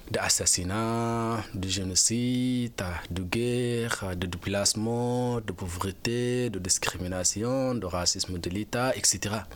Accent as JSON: {"language": "French", "country": "Sudan", "moved": "as an adult", "lives_now": "France", "said": "je suis parti du Soudan et je suis arrivé en France. En arrivant en France, j'ai déposé une demande pour avoir le statut de réfugié."}